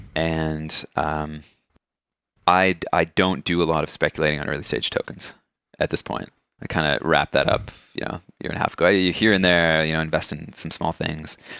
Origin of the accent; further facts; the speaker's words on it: Canada; as a Canadian